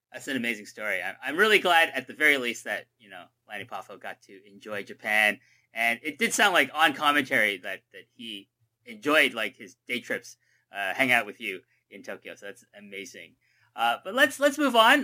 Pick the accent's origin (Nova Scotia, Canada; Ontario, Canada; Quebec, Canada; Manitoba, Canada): Ontario, Canada; Toronto; I'm from Toronto